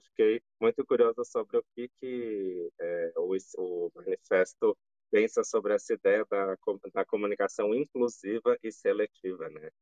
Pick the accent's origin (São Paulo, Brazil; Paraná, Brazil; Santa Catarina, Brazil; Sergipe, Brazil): São Paulo, Brazil; now in Campinas, Brazil; Sou de São Paulo, assim como André, mas estou em Campinas, que é um lugar que eu adotei aí para viver